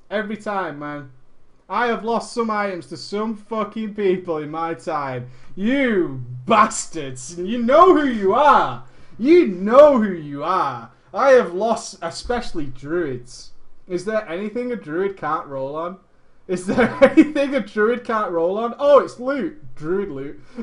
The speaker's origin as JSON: {"language": "English", "country": "Netherlands", "second_language": "English", "said": "Now, at this point, I should tell you that I am from Holland."}